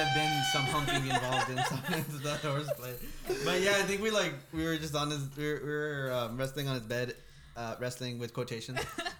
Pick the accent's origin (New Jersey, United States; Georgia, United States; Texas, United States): Texas, United States; Lyford; We're from Lyford.